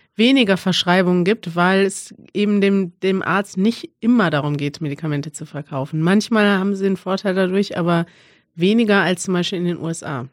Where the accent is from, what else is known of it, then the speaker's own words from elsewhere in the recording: Germany; als Deutscher